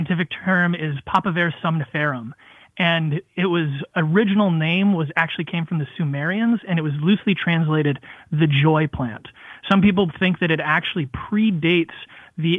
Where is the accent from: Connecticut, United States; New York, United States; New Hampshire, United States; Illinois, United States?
New Hampshire, United States; moved away as an adult; also born or lived in Washington, D.C.; come back to my home state of New Hampshire